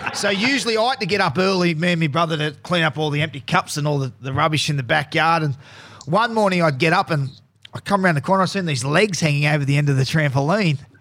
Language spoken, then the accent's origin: English; Newcastle, New South Wales, Australia; I, I come from Newcastle